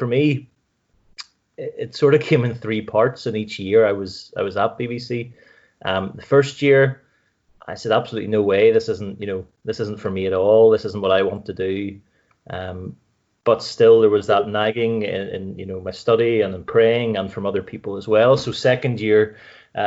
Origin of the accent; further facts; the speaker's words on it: Carrickfergus, Northern Ireland, United Kingdom; moved away as an adult; now in Larne, United Kingdom; I grew up in Carrick, but I'm here in Larne now